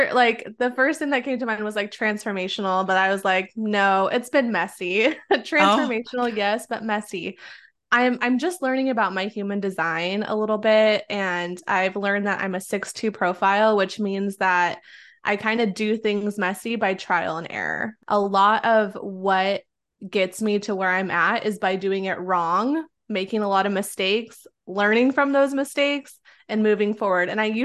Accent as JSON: {"language": "English", "region": "Oregon", "country": "United States", "tie": "born or raised there", "moved": "yes", "said": "I grew up in the Pacific Northwest in Oregon. And since this is an audio, like you can't see the color of my skin, but I am Mexican and I grew up in a predominantly like white town."}